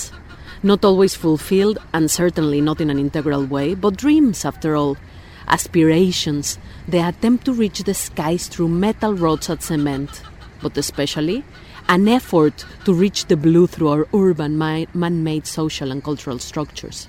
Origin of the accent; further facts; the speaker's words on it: Mexico City, Mexico; moved away as an adult; now in Sheffield, United Kingdom; I was born in Mexico City and have lived in Sheffield for 4 years